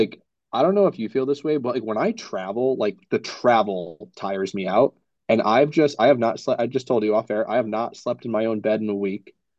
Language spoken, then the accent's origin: English; New York, United States; No, I'm from New York, New York.